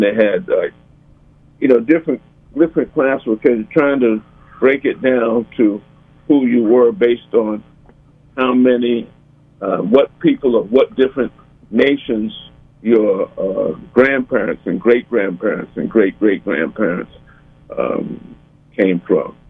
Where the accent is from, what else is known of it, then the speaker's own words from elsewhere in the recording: New Orleans, Louisiana, United States; growing up in New Orleans